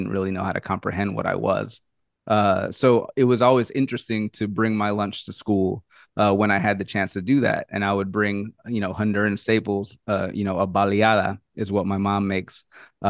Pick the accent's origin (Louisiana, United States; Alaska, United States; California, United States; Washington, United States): Louisiana, United States; New Orleans; I'm from New Orleans. I was raised in the South